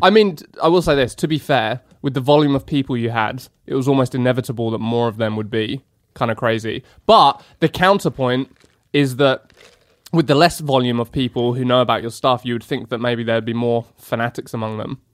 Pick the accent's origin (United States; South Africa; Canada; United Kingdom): United Kingdom; England; moved away; I'm far too polite as an Englishman